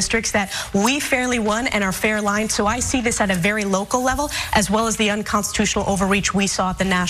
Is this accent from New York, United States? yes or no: yes; New York, United States; my home state of New York